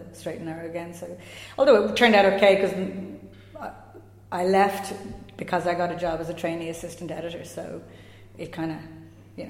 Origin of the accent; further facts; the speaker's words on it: Dublin, Leinster, Ireland; also born or lived in Mullinahone, Tipperary; I was born and reared mostly in Raheny in Dublin.